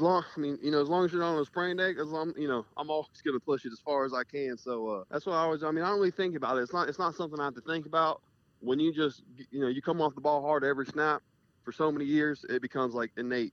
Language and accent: English; Jacksonville, Florida, United States; moved away as an adult; also born or lived in Colorado; now in Kentucky, United States; so I'm from North Florida in Jacksonville, and I just lived the last five years in South Florida. So been there my whole life